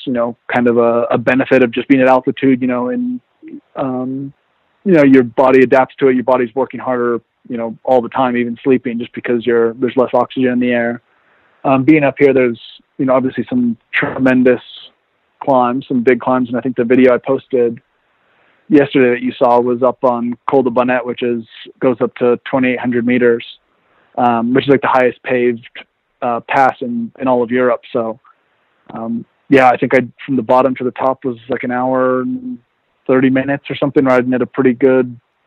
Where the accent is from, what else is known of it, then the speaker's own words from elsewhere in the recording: Oregon, United States; moved away as an adult; also born or lived in Vermont; now in Nice, France; I grew up in Oregon in the mountains